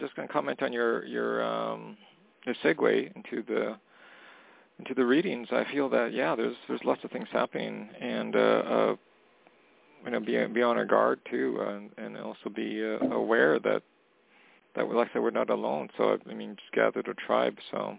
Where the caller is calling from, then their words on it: Canada; calling from Canada.